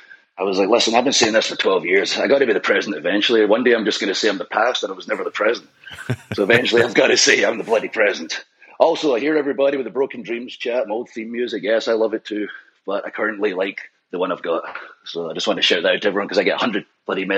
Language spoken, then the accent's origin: English; Scotland, United Kingdom; with ICW in Scotland being Scottish also